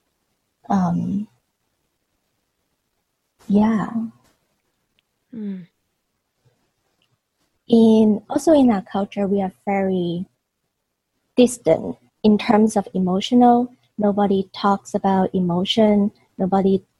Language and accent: English; Hong Kong; I was born and raised in Hong Kong, and at that time Hong Kong was still a British colony